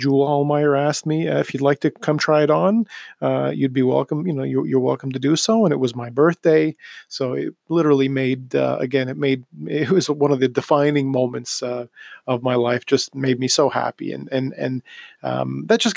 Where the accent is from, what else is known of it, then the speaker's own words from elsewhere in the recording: Toronto, Ontario, Canada; growing up in Toronto